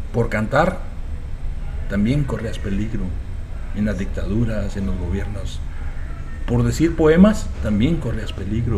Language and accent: Spanish; Guatemala; moved away as an adult; now in United States